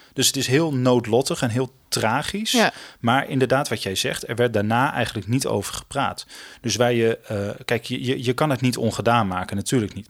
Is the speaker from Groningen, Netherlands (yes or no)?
yes; Usquert, Groningen, Netherlands; accent: Gronings; ik ben opgegroeid in Noord-Groningen. Ehm, ik ben geboren in de stad. Maar ik ben daarna naar een klein dorpje gegaan, Uskort. Daar heb ik vijf jaar gewoond.